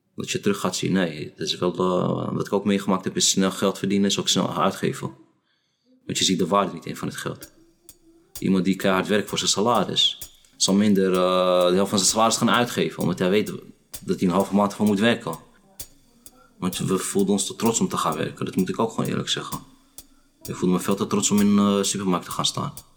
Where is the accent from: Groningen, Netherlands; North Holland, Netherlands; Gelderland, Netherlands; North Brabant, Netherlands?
North Holland, Netherlands; Amsterdam; Ik ben geboren getogen in Amsterdam-Noord.